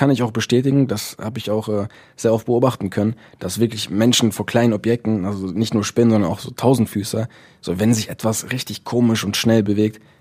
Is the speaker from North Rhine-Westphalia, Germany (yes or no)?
yes; Essen, North Rhine-Westphalia, Germany; ähm, ich komme aus Essen.